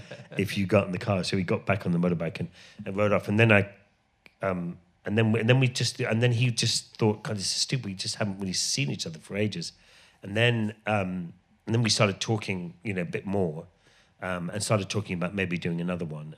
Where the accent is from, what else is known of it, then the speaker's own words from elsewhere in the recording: Ireland; moved away; I grew up in Ireland